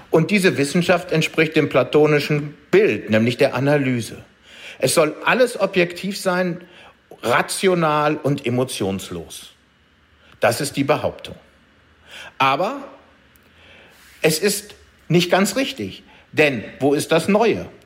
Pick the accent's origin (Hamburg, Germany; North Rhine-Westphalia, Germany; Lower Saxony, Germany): North Rhine-Westphalia, Germany; Düsseldorf; als Düsseldorfer muss ich auch Heinrich Heine nennen.